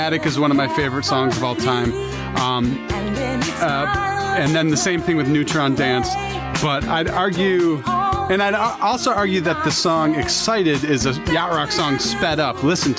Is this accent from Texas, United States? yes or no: no; Michigan, United States; We're from Michigan.